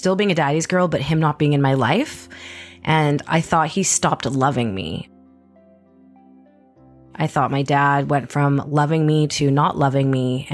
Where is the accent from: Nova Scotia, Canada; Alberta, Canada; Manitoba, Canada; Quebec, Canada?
Manitoba, Canada; Winnipeg; moved away; also born or lived in Edmonton / Vancouver; I was born and raised in Winnipeg, Manitoba